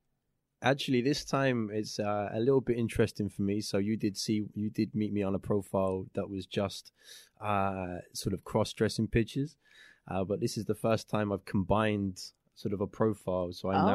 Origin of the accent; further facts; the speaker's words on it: England, United Kingdom; England, yeah.